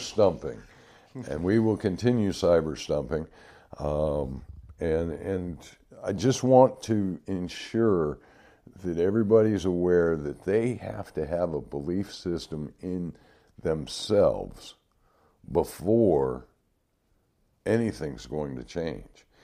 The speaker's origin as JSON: {"language": "English", "town": "Detroit", "region": "Michigan", "country": "United States", "tie": "born or raised there", "said": "the detroit river um, when i was growing up"}